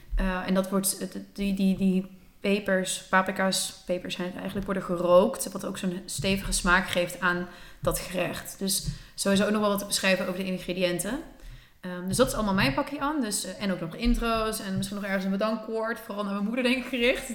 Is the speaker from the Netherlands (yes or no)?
yes; Netherlands; mijn vader is Spaans, mijn moeder is Nederlands, ik ben gemixt, ik ben in Nederland opgegroeid